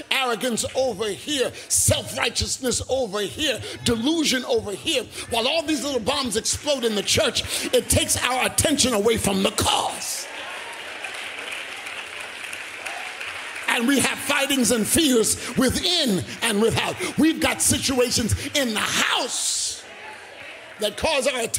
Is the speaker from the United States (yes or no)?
yes; United States; I am an American